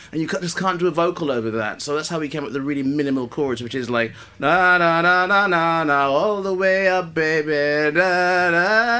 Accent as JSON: {"language": "English", "country": "Guyana", "tie": "born or raised there", "said": "when I was growing up in Guyana in the 80s"}